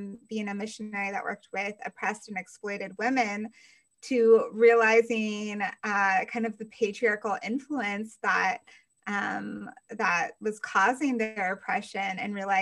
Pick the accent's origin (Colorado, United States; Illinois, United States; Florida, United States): Colorado, United States; now in Georgia, United States; I'm from Colorado. I currently live in Georgia